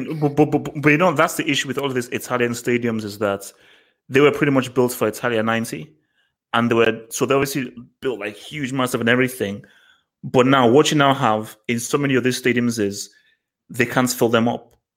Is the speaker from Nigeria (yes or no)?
yes; Nigeria; I'm a Nigerian. We are brought up to respect our, el- our, our elders